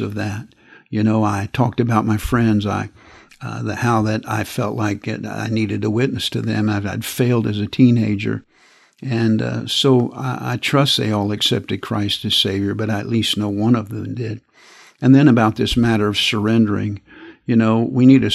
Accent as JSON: {"language": "English", "country": "United States", "said": "I'm an American, and I live in this country"}